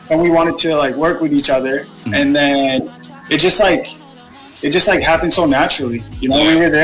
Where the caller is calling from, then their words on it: Vancouver, British Columbia, Canada; Oh, Vancouver. Vancouver, Canada.